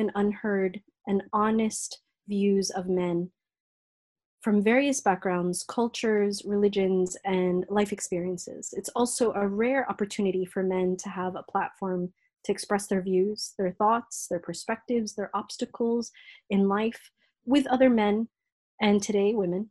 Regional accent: United States; moved away as an adult; now in United Kingdom; As an American woman of African heritage, having lived in America for over 3 decades before living here in the UK

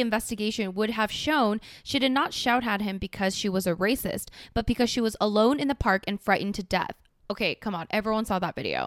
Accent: Canada; also born or lived in United Kingdom

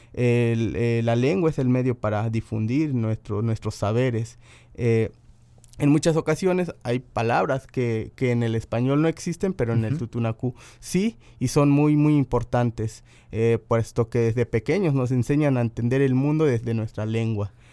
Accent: Veracruz, Mexico; soy totonaco hablante

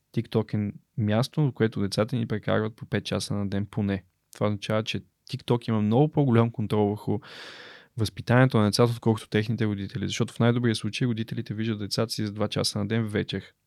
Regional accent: Bulgaria; съм българин

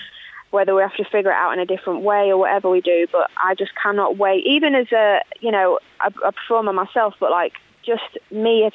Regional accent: Lincolnshire, East Midlands, United Kingdom; born or raised there; moved away

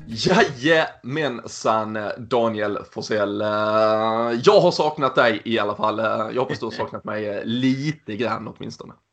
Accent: Sweden; vi svenskar och det otroligt trygga och säkra systemet vi har runt oss

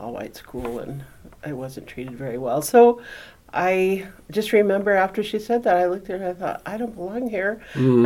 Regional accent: Spokane, Washington, United States; I grew up in Spokane

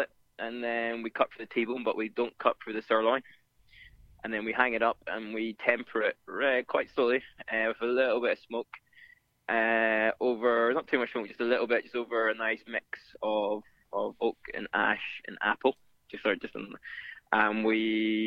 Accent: Ireland; moved away as an adult; now in London, United Kingdom; I'm from Ireland

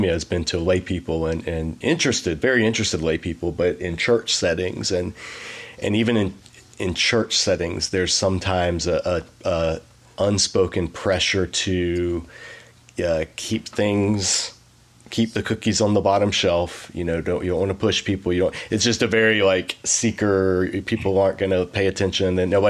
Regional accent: the South, United States; also born or lived in New England; being a Southerner

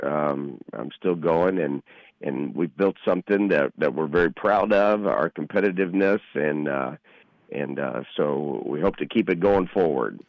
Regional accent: Indianapolis, Indiana, United States; I'm from Warren Central

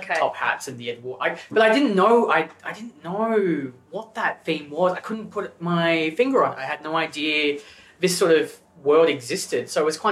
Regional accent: Gippsland, Victoria, Australia; moved away as an adult; now in Melbourne, Australia; growing up in Gippsland

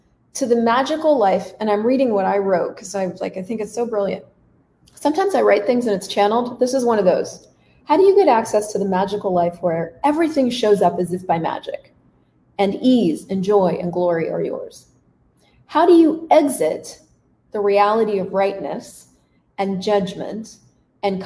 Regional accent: United States; moved away as an adult; also born or lived in Canada; now in Latin America; So as an American, yes, I'm American. I was living in Canada for 12 years, but I'm an American. As an American living in Latin America

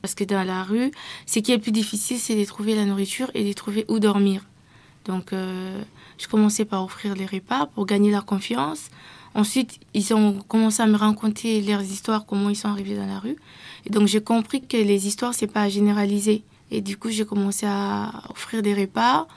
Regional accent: DR Congo; Je viens de la RDC

